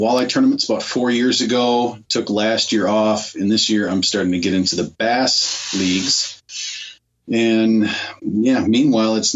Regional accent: Minnesota, United States; I'm from Minnesota. I live right in the Minneapolis area

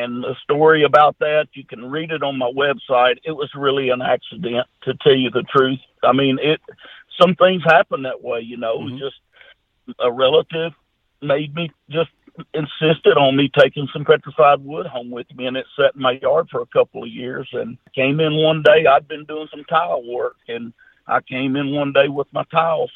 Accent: Junction City, United States; My hometown, Junction City, Arkansas, Louisiana, we got about 1,400 or 1,500 people here with one red light

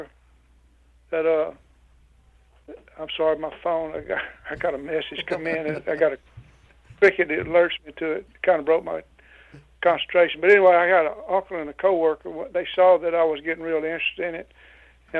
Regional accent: Louisiana, United States; I was born and raised in Louisiana, lived here all my life

